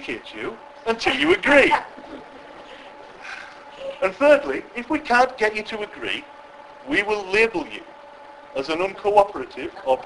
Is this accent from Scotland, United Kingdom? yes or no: no; West Cumbria, North West England, United Kingdom; I'm from West Cumbria, so that's where the accent is